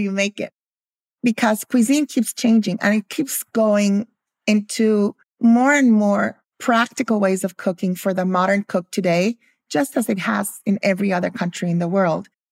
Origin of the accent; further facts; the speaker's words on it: Guatemala; also born or lived in Philadelphia, United States; I grew up in Guatemala